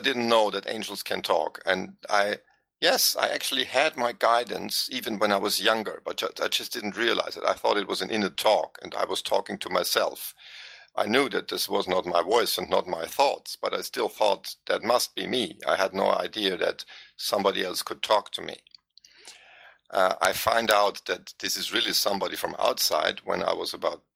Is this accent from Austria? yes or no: yes; Vienna, Austria; English is a second language; moved away as an adult; now in Tyrol, Austria; I'm from Vienna